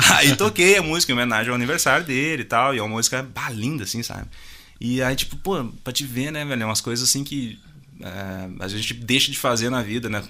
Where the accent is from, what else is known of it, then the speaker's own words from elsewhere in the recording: Júlio de Castilhos, Rio Grande do Sul, Brazil; accent: sulista; moved away as an adult; also born or lived in Tupanciretã / São Luiz Gonzaga; eu nasci em Tupanceretã, fiquei até os... Acho que foi 7, 8 anos. Aí a gente morou em Júlio de Castilhos, que é uma cidade próxima ali.